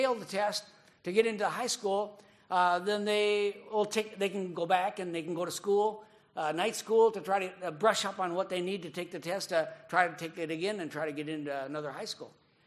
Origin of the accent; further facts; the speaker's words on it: Minnesota, United States; moved away as an adult; now in Japan; growing up in Minnesota